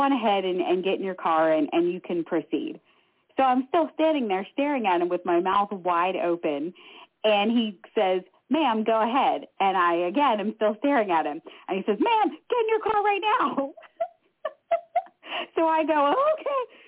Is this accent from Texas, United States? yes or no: no; Pittsburgh, Pennsylvania, United States; I'm from Pittsburgh